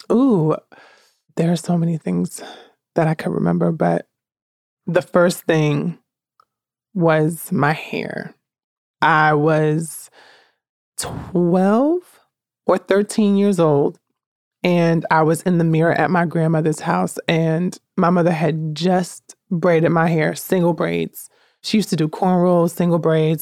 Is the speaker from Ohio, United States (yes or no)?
no; Newark, New Jersey, United States; also born or lived in Jackson, New Jersey; I'm born and raised in Newark, New Jersey, 'cause that's just where m, most of my life took place.